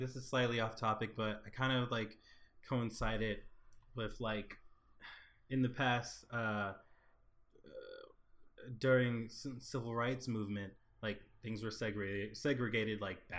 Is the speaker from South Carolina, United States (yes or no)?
yes; Beaufort, South Carolina, United States; Shout out to Battery Creek, my high school.